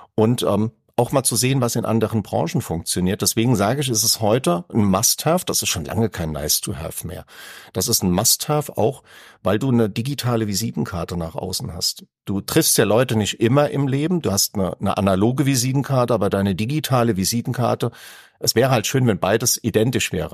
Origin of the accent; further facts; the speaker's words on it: Aschaffenburg, Bavaria, Germany; ich komme ja aus Aschaffenburg und da war Frankfurt jetzt nicht weit